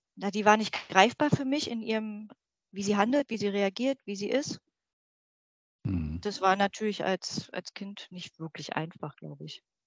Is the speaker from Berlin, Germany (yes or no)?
yes; Berlin, Germany; moved away as an adult; now in Brandenburg, Germany; ich bin 46 Jahre alt, in Berlin groß geworden, wohne jetzt im schönen Brandenburg